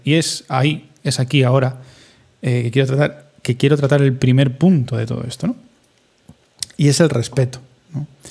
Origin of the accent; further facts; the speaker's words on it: Spain; somos españoles